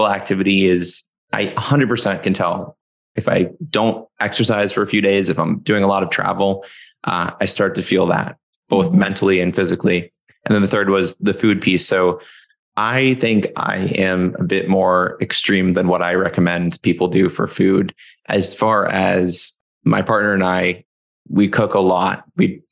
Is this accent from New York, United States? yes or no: no; Florida, United States; moved away as an adult; now in Seattle, United States; from where I grew up in Florida